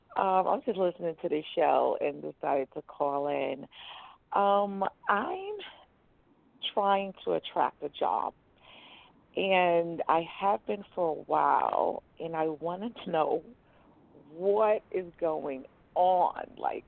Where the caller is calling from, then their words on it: New York, United States; calling from New York.